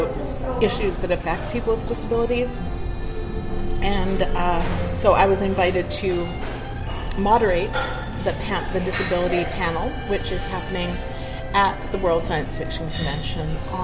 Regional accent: Canada; also born or lived in East Coast; I'm Canadian. It's because I grew up fairly north, fairly far north

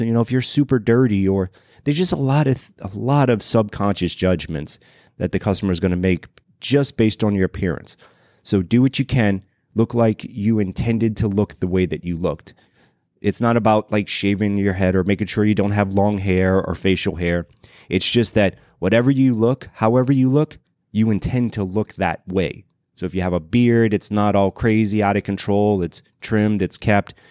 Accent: Louisiana, United States; moved away; originally I'm from Louisiana

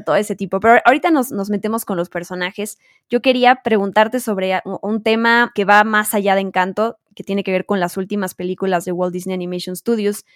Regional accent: Mexico

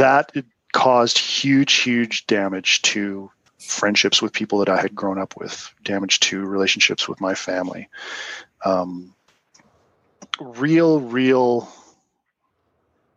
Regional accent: Canada; also born or lived in Utah; I'm Canadian

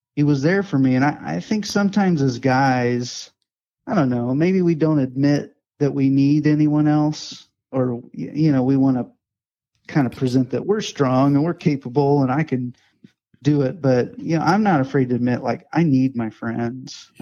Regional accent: Indianapolis, Indiana, United States; moved away as an adult; also born or lived in Illinois / Mount Vernon, Ohio / Kansas City / Ashland, Kentucky; I grew up in Indiana, and I'm from Indianapolis. Grew up there

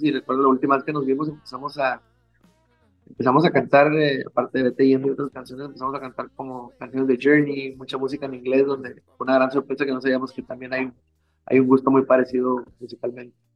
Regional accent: Hermosillo, Sonora, Mexico; soy muy así de mi tierra, soy muy de Hermosillo

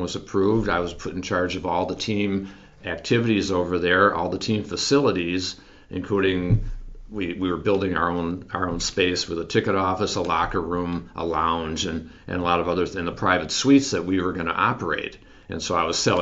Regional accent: Minneapolis, Minnesota, United States; moved away as an adult; also born or lived in Tennessee; my hometown of Minneapolis, where I had lived for 45 years, and then went down to Tennessee

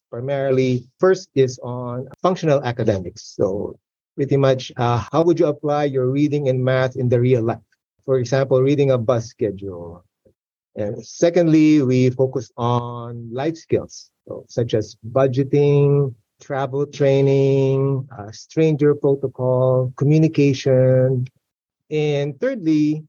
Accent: Philippines; moved away as an adult; I grew up in the Philippines

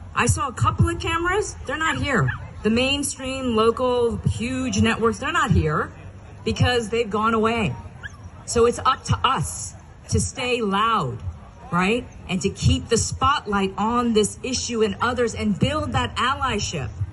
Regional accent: Ohio, United States; when I was growing up in Ohio.

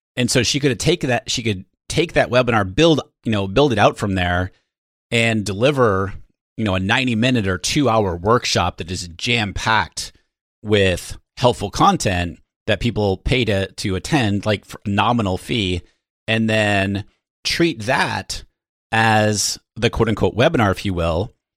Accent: New Hampshire, United States; now in San Diego, United States; I am from the Northeast, from New Hampshire originally

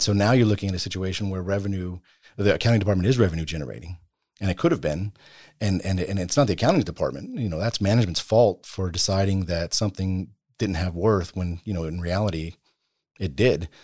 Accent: Bastrop, Texas, United States; I, I grew up in, uh, Bastrop, Texas

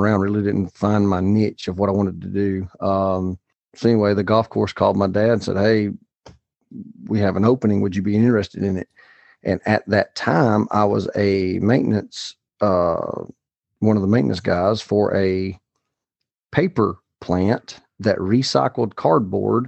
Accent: Alabama, United States; the town that I was raised in Alabama

